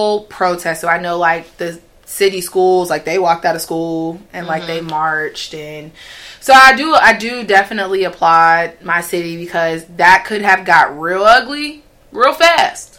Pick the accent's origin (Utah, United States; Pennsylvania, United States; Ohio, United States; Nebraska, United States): Pennsylvania, United States; Pittsburgh; moved away; I am from Pittsburgh. Born and raised, Pittsburgh, Pennsylvania